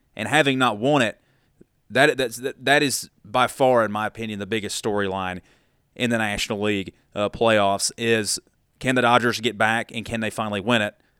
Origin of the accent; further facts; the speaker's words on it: Dalton, Georgia, United States; moved away as an adult; also born or lived in Tuscaloosa, Alabama / Nashville, Tennessee; now in Chattanooga, United States; That is my hometown market growing up in Dalton, Georgia, just about 30 minutes south down I 75 of Chattanooga